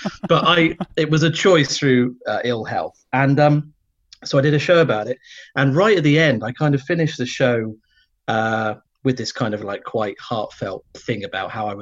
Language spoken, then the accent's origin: English; Cornwall, South West England, United Kingdom; now in London, United Kingdom; I'm in London, but I'm originally from Cornwall.